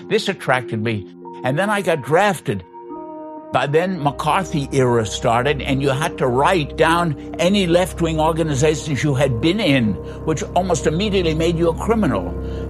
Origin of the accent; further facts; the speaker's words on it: United States; also born or lived in New Jersey; I grew up mostly in New York and New Jersey at the end of the 1930s